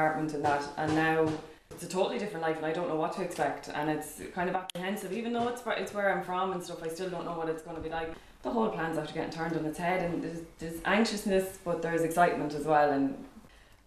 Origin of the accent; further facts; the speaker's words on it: Kilkenny, Leinster, Ireland; now in Dublin, Ireland; I'm from Kilkenny originally.